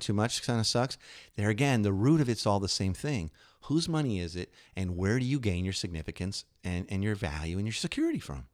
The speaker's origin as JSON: {"language": "English", "region": "Illinois", "country": "United States", "tie": "born or raised there", "said": "I grew up in Illinois"}